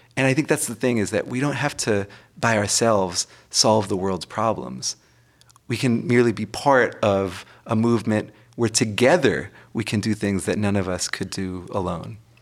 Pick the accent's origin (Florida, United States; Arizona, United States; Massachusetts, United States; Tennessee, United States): Massachusetts, United States; moved away; my home state of Massachusetts